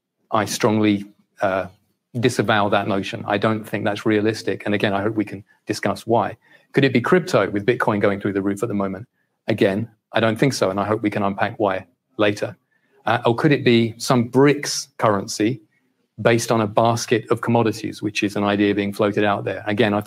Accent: United Kingdom; also born or lived in 9 different countries; given that I'm a Brit, as you can hear. I work for a bank based in Singapore, which is a long way from here.

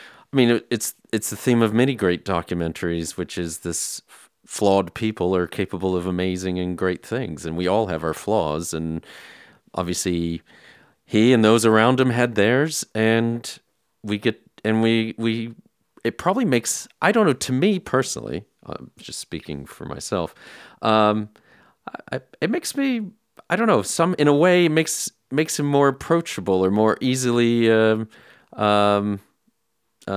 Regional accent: United States; now in England; as an American expat who's been living here for a while

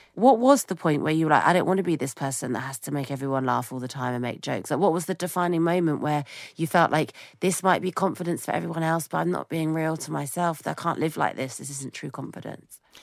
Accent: United Kingdom; as a British person

